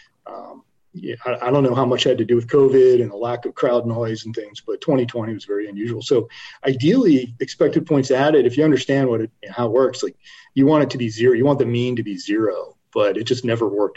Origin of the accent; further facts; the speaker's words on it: Baltimore, Maryland, United States; I grew up in Baltimore